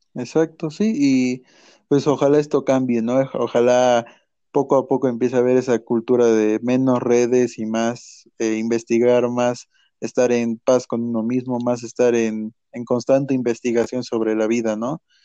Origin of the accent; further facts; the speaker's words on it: Mexico; como mexicanos